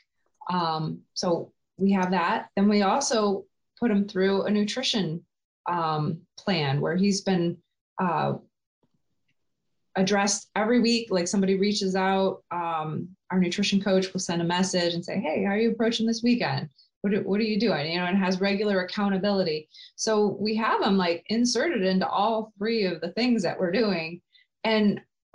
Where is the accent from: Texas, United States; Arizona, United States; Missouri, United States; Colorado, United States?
Colorado, United States; now in Lansing, United States; I grew up in Colorado